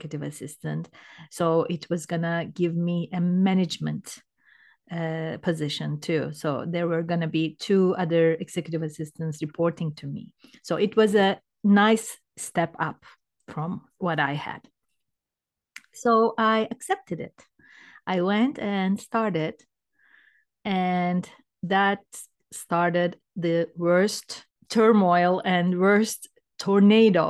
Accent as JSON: {"language": "English", "country": "Turkey", "moved": "as an adult", "lives_now": "Canada", "said": "I'm from Turkey originally. And I was, I think, 37 years old when I moved to Canada"}